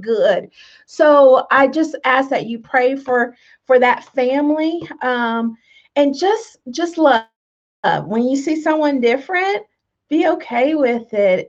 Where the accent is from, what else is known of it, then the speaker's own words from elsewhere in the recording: Tonganoxie, Kansas, United States; this lady I grew up with in Tonganoxie. We're Tonganoxie country girls